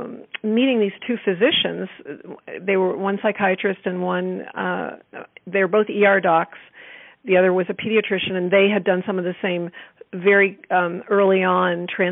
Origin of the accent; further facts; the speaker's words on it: East Coast, United States; now in Bay Area, United States; I came from the East Coast. I was in school in Vermont and came out here for the summer to the Bay Area.